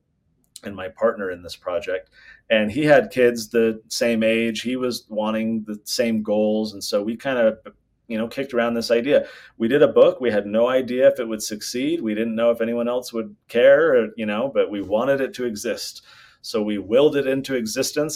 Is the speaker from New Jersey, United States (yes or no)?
no; California, United States; now in Utah, United States; I'm from California